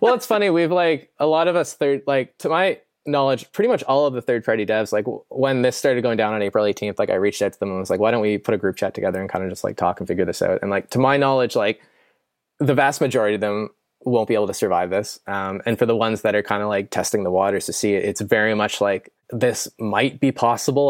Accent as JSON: {"language": "English", "country": "Canada", "said": "I'm Canadian."}